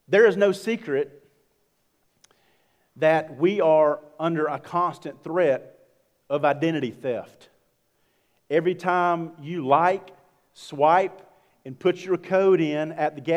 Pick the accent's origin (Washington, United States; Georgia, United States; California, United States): Georgia, United States; I'm from Georgia